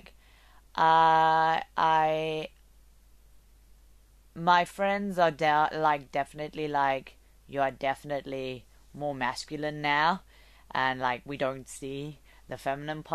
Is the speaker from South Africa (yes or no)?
yes; South Africa; moved away; I'm from South Africa.